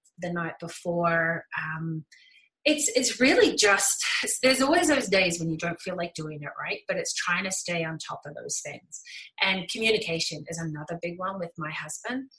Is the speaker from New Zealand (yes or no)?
yes; New Zealand; moved away as an adult; now in Calgary, Canada; I moved from New Zealand to Canada